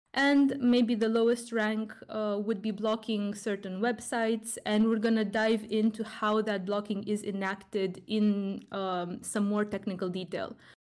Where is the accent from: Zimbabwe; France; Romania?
Romania; Romania, my home country